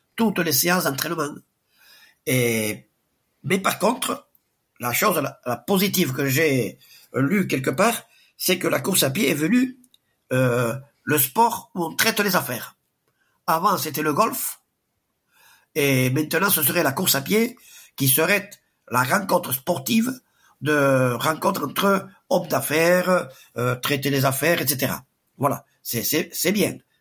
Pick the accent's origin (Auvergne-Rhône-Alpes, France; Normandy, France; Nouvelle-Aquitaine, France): Nouvelle-Aquitaine, France; Sparin; now in Espelette, France; je suis pas né à Espelette, je suis né à Sparin.